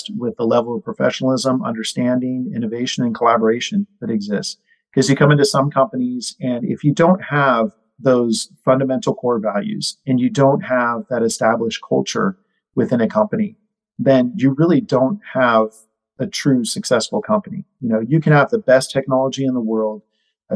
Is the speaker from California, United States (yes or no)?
yes; Northern California, United States; I grew up in NorCal